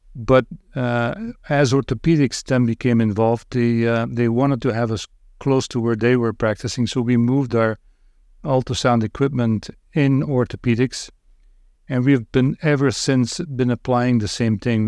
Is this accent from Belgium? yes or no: yes; Roeselare, Flanders, Belgium; moved away as an adult; also born or lived in Northville, Michigan, United States; now in United States; I lived in Belgium for thirty-three years, and then moved to the United States